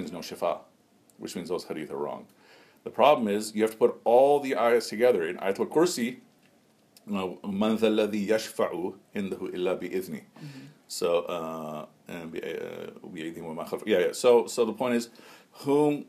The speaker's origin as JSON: {"language": "English", "town": "Chicago", "region": "Illinois", "country": "United States", "tie": "born or raised there", "said": "growing up in Chicago"}